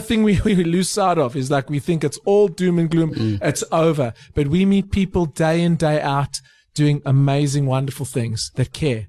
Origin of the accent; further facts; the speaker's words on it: South Africa; as a South African in 2019